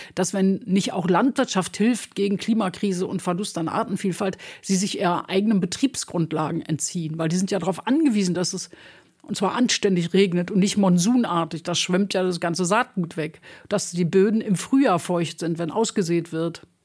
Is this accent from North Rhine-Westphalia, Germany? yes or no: yes; Recklinghausen, North Rhine-Westphalia, Germany; moved away as an adult; also born or lived in Düsseldorf; now in Berlin, Germany; Also ich bin im Ruhrgebiet aufgewachsen, mhm. Recklinghausen.